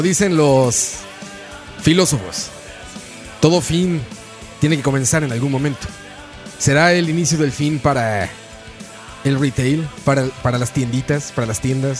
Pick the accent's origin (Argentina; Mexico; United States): Mexico; moved away; En mi tierra natal se está festejando el Día de los Muertos.